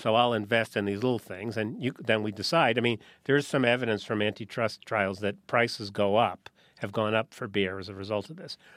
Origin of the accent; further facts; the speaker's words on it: New Haven, Connecticut, United States; I grew up in New Haven, Connecticut